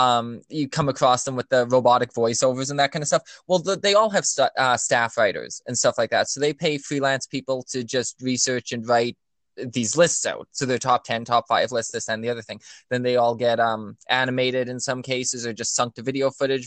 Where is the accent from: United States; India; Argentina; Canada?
Canada; I'm a Canadian